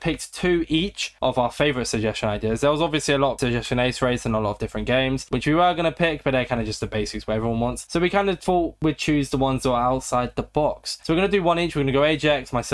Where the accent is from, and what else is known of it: Australia